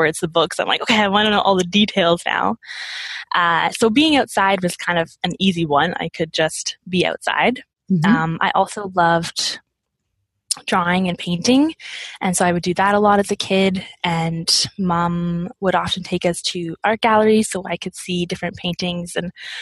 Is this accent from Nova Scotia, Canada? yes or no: yes; Nova Scotia, Canada; I grew up in Nova Scotia